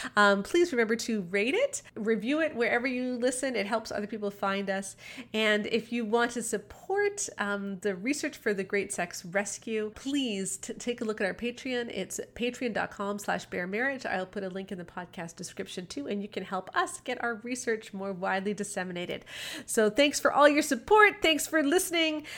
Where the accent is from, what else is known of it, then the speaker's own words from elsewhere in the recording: Canada; I am Canadian